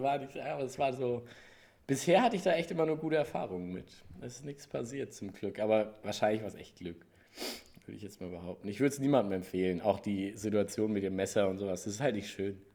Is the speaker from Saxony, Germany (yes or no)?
no; Gelnhausen, Hesse, Germany; aber ich bin da in Gelnhausen. Also es ist kein Riesenkrankenhaus, es ist nicht so Köln, frag mich nicht. Mhm. Da bin ich geboren.